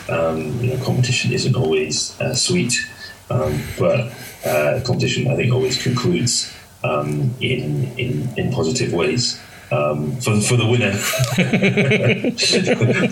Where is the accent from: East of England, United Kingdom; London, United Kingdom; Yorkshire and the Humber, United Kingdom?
London, United Kingdom; born or raised there; also born or lived in Hackney, London